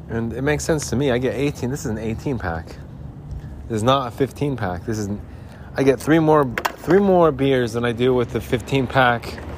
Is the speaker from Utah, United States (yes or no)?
yes; Salt Lake City, Utah, United States; When the mountains turn blue, it's as cold as the Rockies, and I would know. I'm from Salt Lake City.